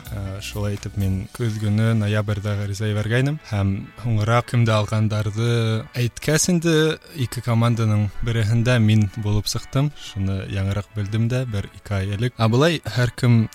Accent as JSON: {"language": "Bashkir", "town": "Ufa", "region": "Bashkortostan", "country": "Russia", "also_born_or_lived": "Moscow, Russia", "moved": "as an adult", "lives_now": "Poland", "said": "Мин үҙем Өфөнән, Өфлә Рәми Ғарипов исемендәге гимназияны тәмамладым. шунан Мәскәүдә Мәскәү дәүләт университетында уҡыным, бакалавриата факультетында һәм әлеге ваҡытта Польшала магистратурала эшҡыуарлыҡ э, йүнәлешендә уҡыйым."}